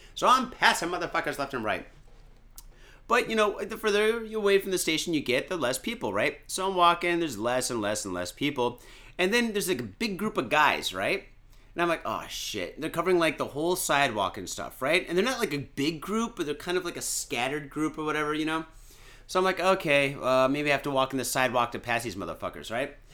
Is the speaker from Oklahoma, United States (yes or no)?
no; Michigan, United States; now in Japan; I'm from Michigan originally